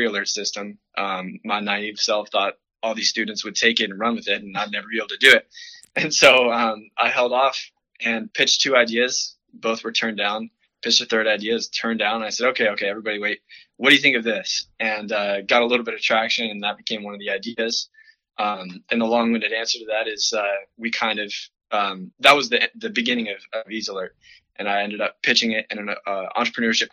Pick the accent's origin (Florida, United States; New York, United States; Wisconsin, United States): Florida, United States; also born or lived in Washington State; I was born in Washington State. I moved to Florida at a very young age. Grew up there for the rest of my life so far to this point